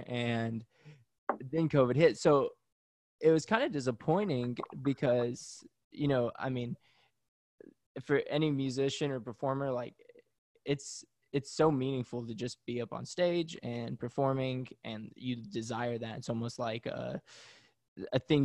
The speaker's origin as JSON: {"language": "English", "town": "Pigeon Forge", "region": "Tennessee", "country": "United States", "tie": "born or raised there", "also_born_or_lived": "Knoxville, Tennessee", "moved": "as an adult", "lives_now": "Washington, D.C., United States", "said": "I grew up in Pigeon Forge, Tennessee"}